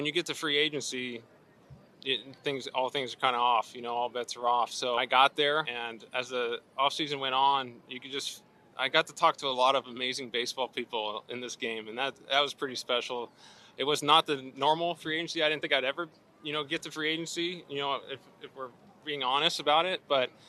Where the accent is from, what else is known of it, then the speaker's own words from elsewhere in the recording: Southern California, United States; moved away; I am from Southern California